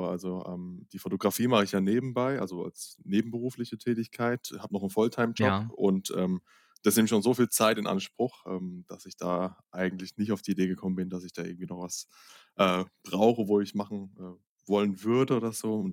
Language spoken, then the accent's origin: German; Rhineland-Palatinate, Germany; ich komme eigentlich aus der Pfalz